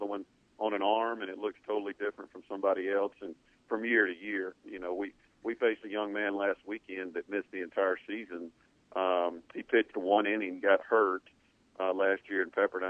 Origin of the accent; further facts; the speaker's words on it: East Mississippi, United States; I grew up in East Mississippi watching the Bear Bryant show